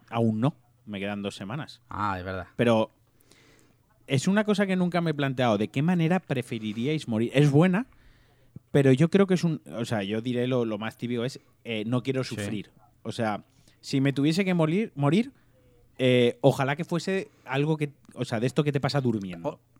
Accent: Valencian Community, Spain

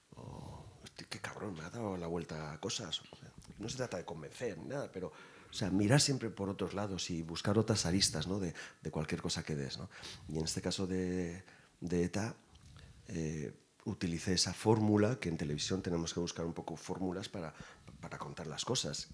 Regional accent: Irun, Basque Country, Spain; mi pueblo

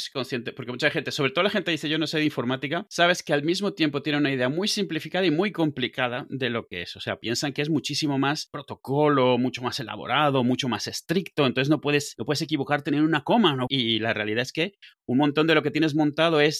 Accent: Mexico; moved away as an adult; now in Spain; Yo vengo de México, al final de cuentas, viví ahí muchos años.

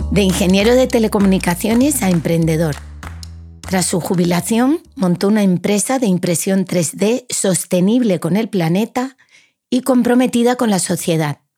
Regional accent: Tenerife, Canary Islands, Spain; Yo que soy de Tenerife.

